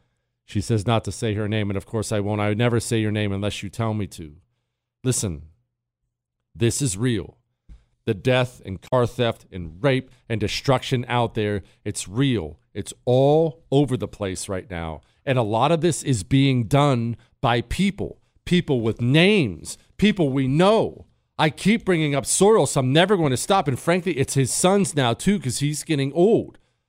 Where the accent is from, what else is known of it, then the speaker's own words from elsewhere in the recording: South Africa; now in United States; I grew up in South Africa.